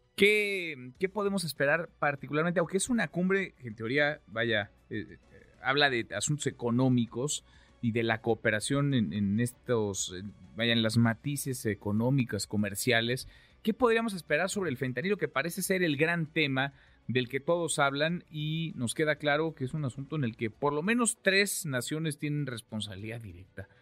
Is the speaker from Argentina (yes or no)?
no; Mexico